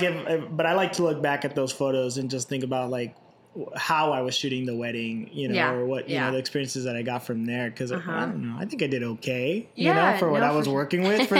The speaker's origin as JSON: {"language": "English", "town": "Indio", "region": "California", "country": "United States", "tie": "born or raised there", "said": "growing up in Indio"}